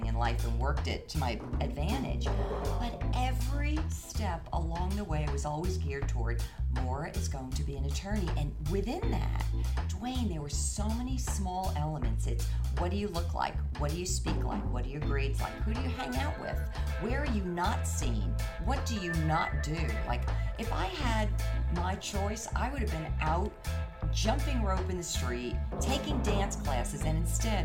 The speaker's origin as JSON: {"language": "English", "region": "New Jersey", "country": "United States", "tie": "born or raised there", "also_born_or_lived": "Boston", "moved": "as an adult", "lives_now": "Florida, United States", "said": "I grew up in New Jersey, went to school in Boston"}